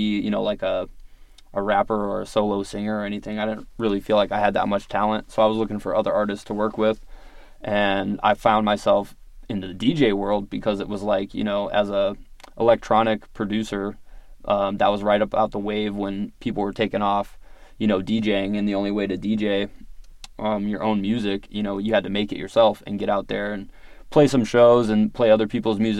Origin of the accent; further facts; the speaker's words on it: Virginia Beach, Virginia, United States; I grew up in Virginia Beach